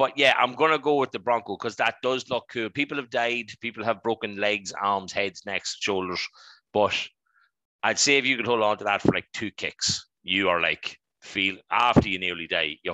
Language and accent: English; Dundalk, Leinster, Ireland; we're from Dundalk, obviously we know people